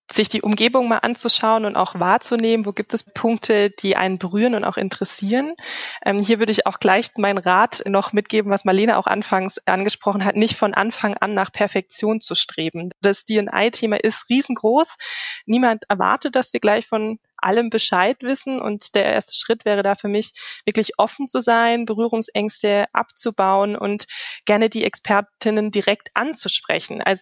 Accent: Karlsruhe, Baden-Württemberg, Germany; Äh, also ich komme ursprünglich

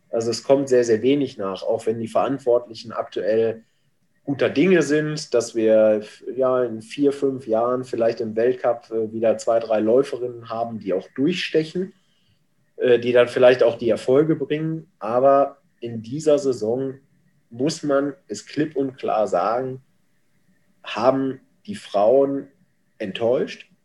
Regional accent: North Rhine-Westphalia, Germany; born there; Ich komme aus gebürtig aus dem Ruhrgebiet.

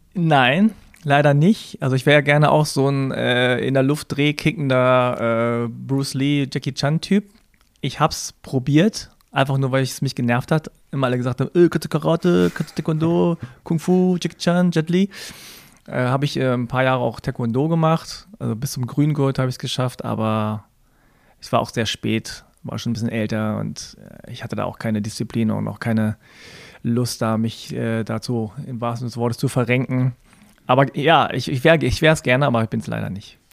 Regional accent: Germany; Ich bin in Deutschland geboren und hier aufgewachsen, aber ich war immer Ausländer.

